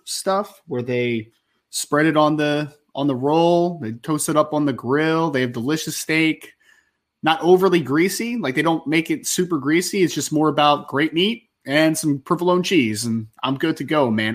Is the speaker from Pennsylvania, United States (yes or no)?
yes; outside of Philadelphia, Pennsylvania, United States; also born or lived in South Jersey; I grew up twenty minutes outside of Philly